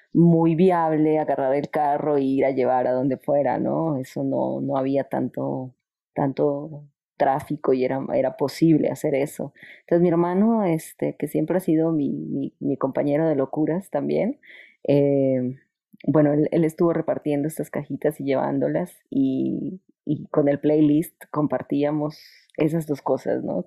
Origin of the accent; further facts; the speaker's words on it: Colombia; now in Mexico; soy colombiana